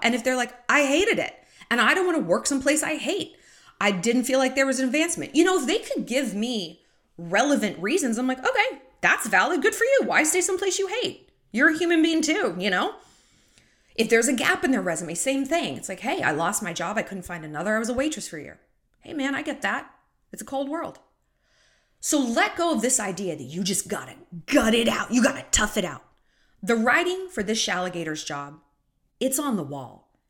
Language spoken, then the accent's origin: English; United States; as an American